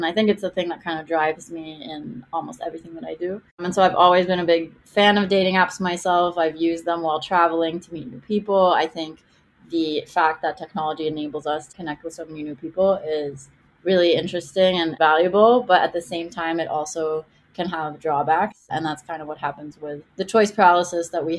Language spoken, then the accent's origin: English; Israel; English is a second language; now in Miami, United States; I live in Miami, but I grew up in Israel.